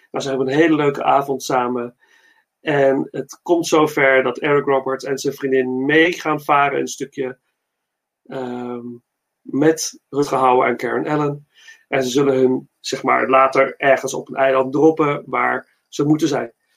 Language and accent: Dutch; Netherlands; ben ik trots als Nederlander